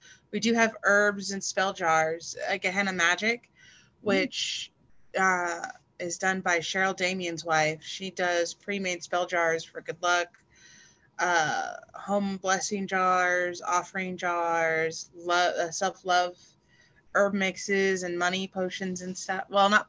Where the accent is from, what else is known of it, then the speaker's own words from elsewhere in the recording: El Paso, Texas, United States; moved away as an adult; also born or lived in the South; now in Oregon, United States; I'm originally from El Paso, Texas. I've been in Oregon since April 13th of 2019.